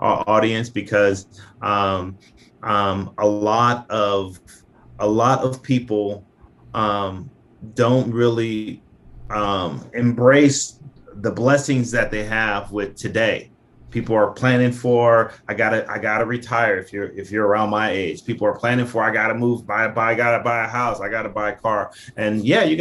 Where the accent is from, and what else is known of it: Nigeria